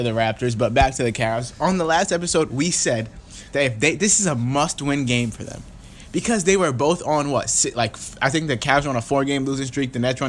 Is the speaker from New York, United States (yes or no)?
yes; New York, United States; We are from the tri-state area. We're both from New York.